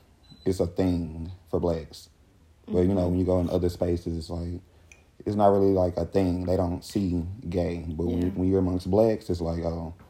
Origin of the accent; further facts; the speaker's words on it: Louisiana, United States; growing up in Louisiana